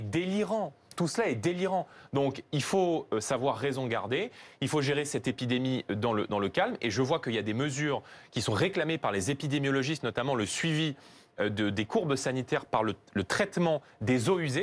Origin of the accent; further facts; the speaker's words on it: Seine-Saint-Denis, Île-de-France, France; dans tous les quartiers où moi j'ai grandi, notamment en Seine-Saint-Denis